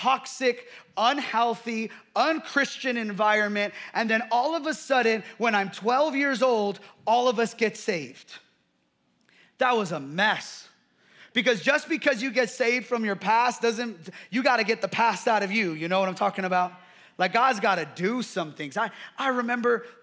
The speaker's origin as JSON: {"language": "English", "country": "United States", "tie": "born or raised there", "said": "growing up in America"}